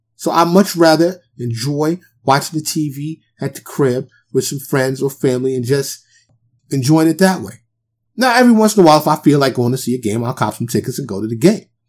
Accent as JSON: {"language": "English", "town": "New York City", "region": "New York", "country": "United States", "tie": "born or raised there", "also_born_or_lived": "Dallas area, Texas", "moved": "as an adult", "lives_now": "Dallas, United States", "said": "I'm born and raised in New York City"}